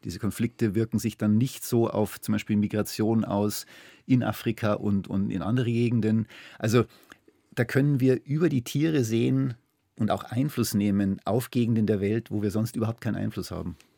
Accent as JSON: {"language": "German", "country": "Germany", "said": "wenn man da als, als Deutscher kommt"}